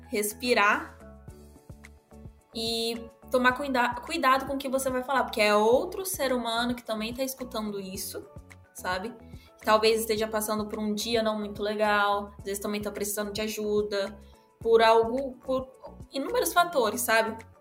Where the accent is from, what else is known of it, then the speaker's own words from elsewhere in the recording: Rio de Janeiro, Brazil; eu venho do Rio, então lá é um é totalmente diferente daqui.